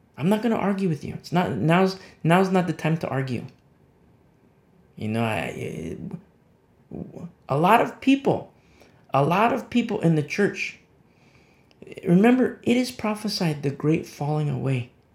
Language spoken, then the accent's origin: English; United States; I'm speaking as an American citizen.